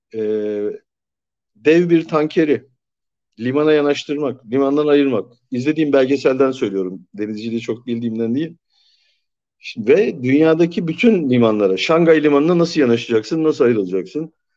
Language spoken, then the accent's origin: Turkish; Turkey